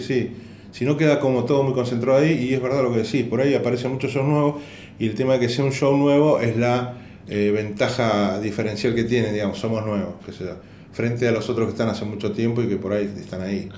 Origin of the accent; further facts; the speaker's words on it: Argentina; yo vengo de Argentina